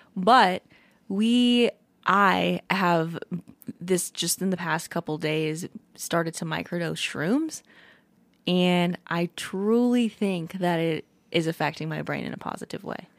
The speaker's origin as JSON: {"language": "English", "region": "Hawaii", "country": "United States", "tie": "born or raised there", "said": "I was born in Hawaii and my mom and dad listened to a lot of Hawaiian music"}